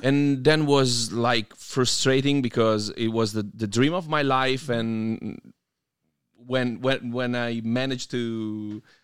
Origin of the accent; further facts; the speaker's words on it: Piedmont, Italy; I grew up in a tiny, tiny city in Piemonte, which is oh. actually in the intersection between Piemonte and Lombardia